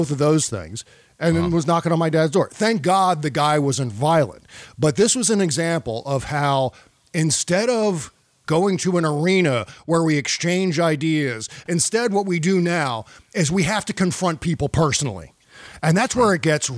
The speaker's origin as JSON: {"language": "English", "country": "United States"}